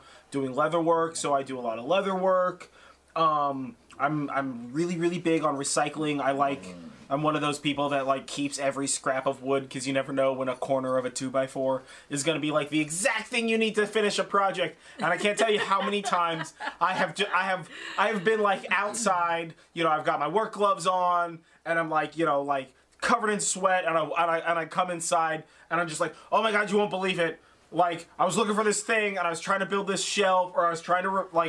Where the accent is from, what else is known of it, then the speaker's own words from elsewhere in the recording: Sonoma, California, United States; I grew up in Sonoma, I grew up in a small town